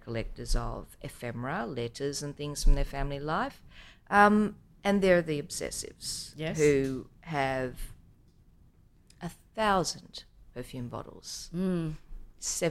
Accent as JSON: {"language": "English", "country": "Australia", "said": "we're from Australia."}